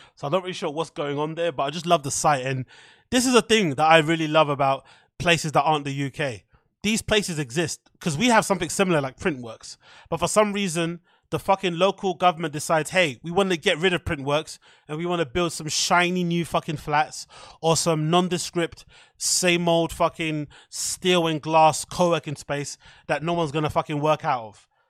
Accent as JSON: {"language": "English", "country": "United Kingdom", "said": "we're British people"}